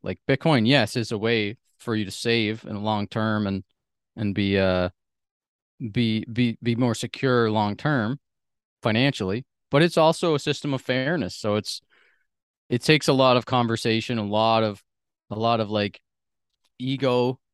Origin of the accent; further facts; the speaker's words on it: Sydney, Nova Scotia, Canada; moved away; I grew up on the East Coast of Canada, like I said, in this small sort of island. It's a large island, but there's, like, a hundred and fifty thousand people that live on the whole island, and the city, Sydney